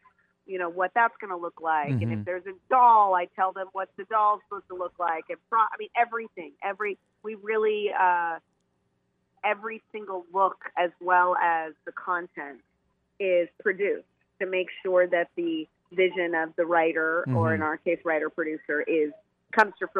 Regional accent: Beaverton, Oregon, United States; also born or lived in Portland, Oregon; I was born in Portland, but then we moved to Beaverton

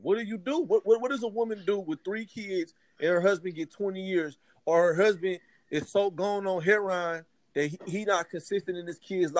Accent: Oakland, California, United States; also born or lived in the South (US); me being somebody who was raised, you know, by a single mom, who I grew up in Oakland, California.

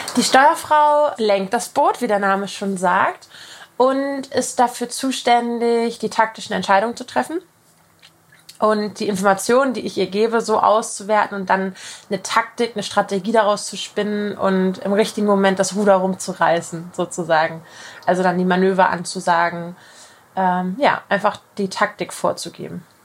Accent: Kiel, Schleswig-Holstein, Germany; ich komme aus Kiel

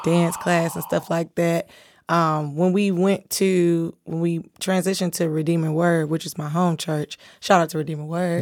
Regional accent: Fort Lauderdale, Florida, United States; Fort Lauderdale, I grew up in, like, the hood

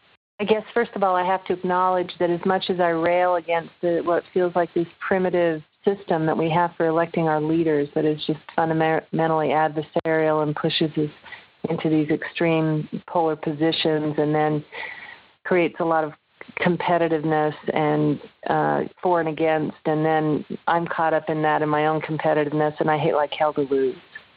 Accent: United States; And then, of course, I'm an American liberal.

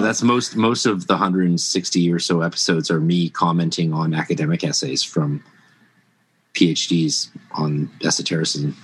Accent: Canada; I'm Canadian

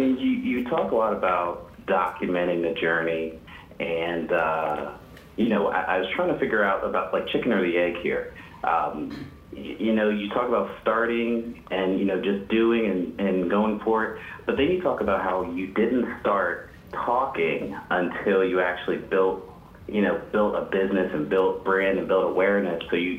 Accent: Hershey, Pennsylvania, United States; from Harrisburg, Hershey, Pennsylvania, Chocolate Town, USA.

